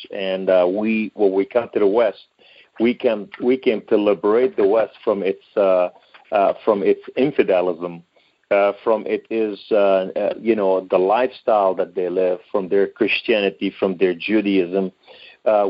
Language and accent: English; Beirut, Beirut Governorate, Lebanon; now in United States; I was born in Beirut, Lebanon, to a Muslim Sunni family.